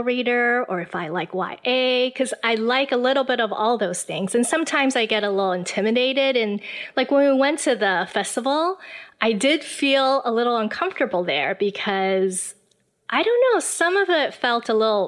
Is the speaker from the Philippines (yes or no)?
no; Taiwan; also born or lived in Illinois; Well, I was born and raised in Taiwan. I spent most of my life here. But I did go to America for college.